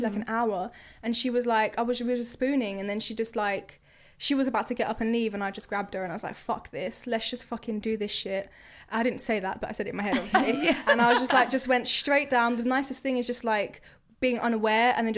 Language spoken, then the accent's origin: English; Croydon, London, United Kingdom; I'm from Croydon as well